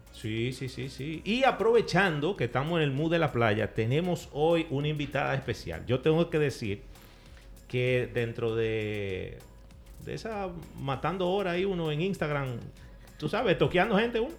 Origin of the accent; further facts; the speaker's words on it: Dominican Republic; como buen dominicano